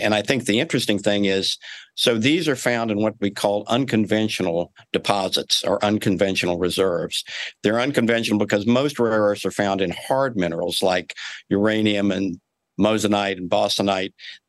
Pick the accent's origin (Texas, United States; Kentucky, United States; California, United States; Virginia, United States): Kentucky, United States